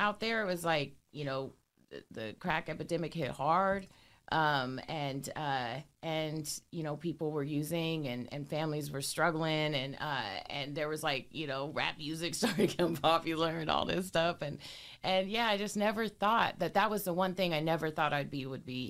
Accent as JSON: {"language": "English", "town": "Portland", "region": "Oregon", "country": "United States", "tie": "born or raised there", "said": "I grew up in North Portland and St. John's"}